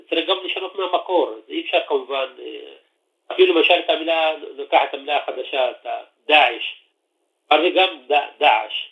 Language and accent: Hebrew; Triangle, Israel; accent: Triangle Arabic; זה המבטא של המשולש. אני במקרה מהמשולש, ואני משתמש בהגיעה הזו.